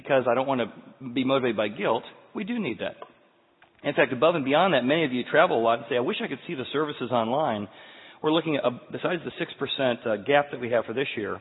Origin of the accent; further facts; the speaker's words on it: Midwest, United States; growing up in the Midwest